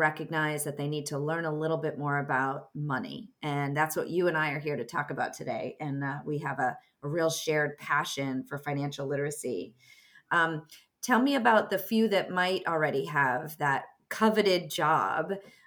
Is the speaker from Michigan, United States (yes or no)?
no; Boston, Massachusetts, United States; I grew up in downtown Boston